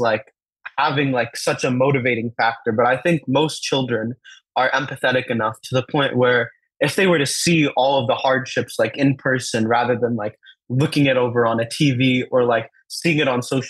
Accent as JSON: {"language": "English", "country": "United States", "tie": "born or raised there", "first_language": "Telugu", "said": "the beautiful and shiny clinics in the USA that I was really used to growing up"}